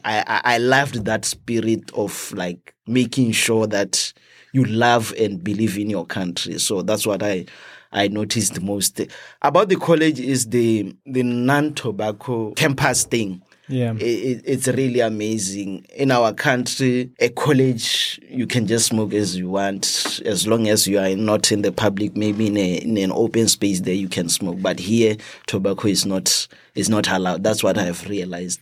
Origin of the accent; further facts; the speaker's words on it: Botswana; moved away as an adult; now in United States; I'm from Botswana.